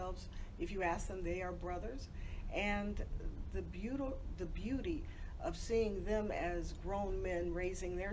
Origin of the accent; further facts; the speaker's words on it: Chicago, Illinois, United States; I'm originally from the South Side of Chicago